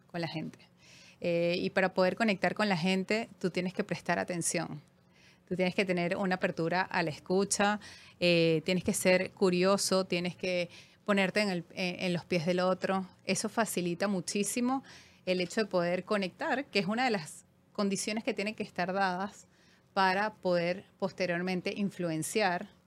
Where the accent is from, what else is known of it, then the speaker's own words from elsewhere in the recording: Caracas, Capital District, Venezuela; also born or lived in Panama; eh, sí, soy venezolana, he vivido por supuesto en Venezuela, caraqueñísima, de, de corazón. Eh, Viví en Panamá en una época de mi vida.